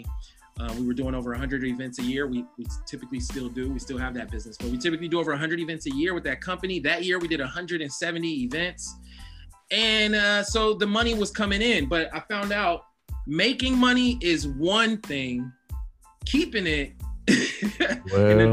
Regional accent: Oakland, California, United States; I was born in 1982, so I was raised in Oakland in the 80s

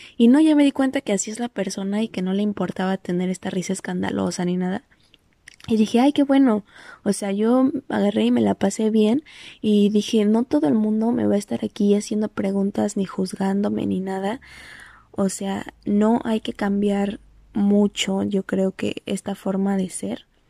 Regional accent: Mexico; moved away; es mi identificación es de México

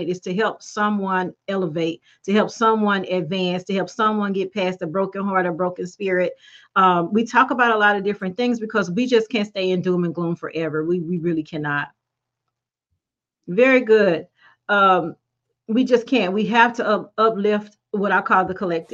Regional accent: Brookhaven, Mississippi, United States; my hometown of Brookhaven, Mississippi.

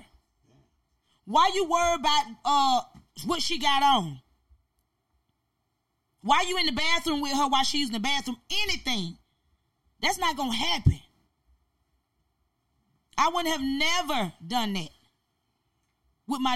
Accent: Albany, Georgia, United States; that's my city. That's where I'm from, born and bred

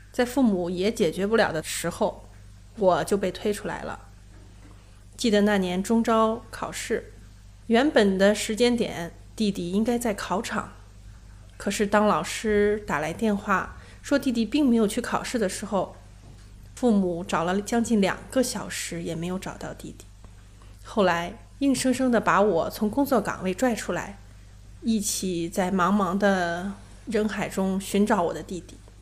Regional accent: Xuchang, Henan, China; moved away; 回到许昌，我的老家

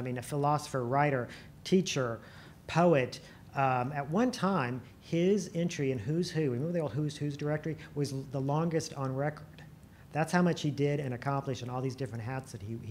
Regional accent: Illinois, United States; moved away as an adult; also born or lived in Marion County, Illinois; now in Culpeper, Virginia, United States; I grew up in Illinois. My family is from Marion County

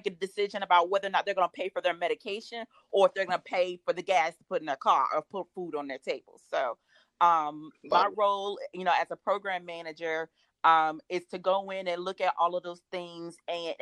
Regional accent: Raleigh, North Carolina, United States; I'm a home girl. You know, I'm from Raleigh. You know, went to Apex High School

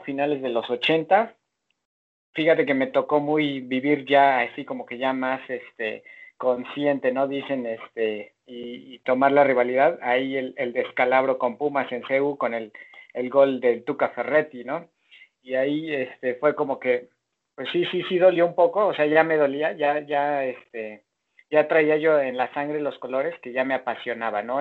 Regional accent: Mexico; yo nací en México

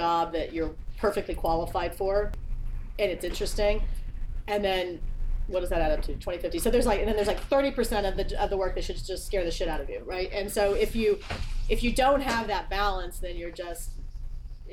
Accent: New Mexico, United States; moved away; I grew up in New Mexico

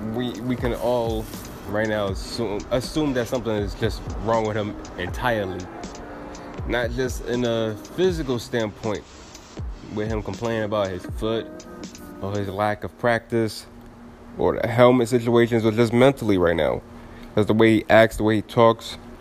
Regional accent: New York City, New York, United States; I'm from East New York at that time

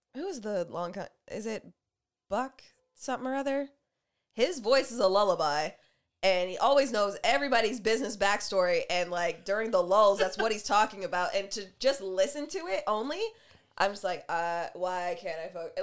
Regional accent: Canada; fun, fine, black, and Canadian like us

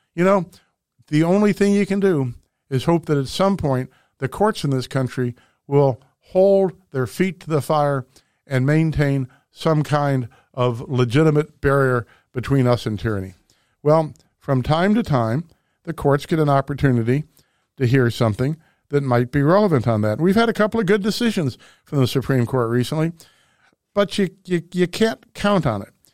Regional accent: St. Louis, Missouri, United States; my hometown, Saint Louis

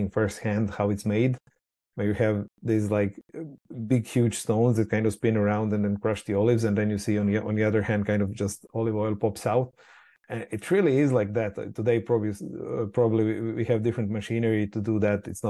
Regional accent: Croatia; moved away; I'm from Croatia originally, coming from a, you know, small Mediterranean island. And obviously everyone has olives. Everyone makes their own olive oil. So that's just reality that I kind of grew up

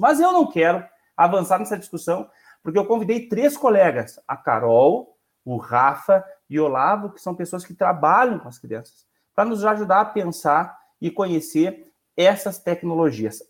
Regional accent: Rio Grande do Sul, Brazil; Nós somos do Rio Grande do Sul

